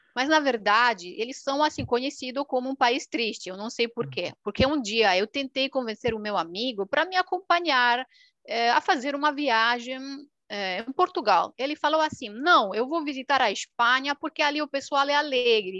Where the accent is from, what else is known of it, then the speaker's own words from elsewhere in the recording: Romania; Portuguese is a second language; now in Milan, Italy; Aqui é uma romena, romena da Romênia, país do leste